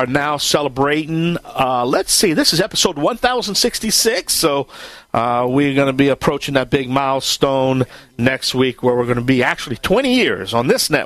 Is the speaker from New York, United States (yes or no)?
no; Bayou Land, Louisiana, United States; I am the Cajun man from the Bayou Land